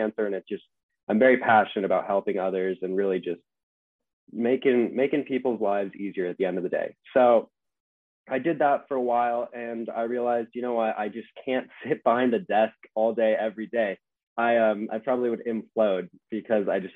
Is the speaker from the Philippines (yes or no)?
no; Southern California, United States; I'm from Southern California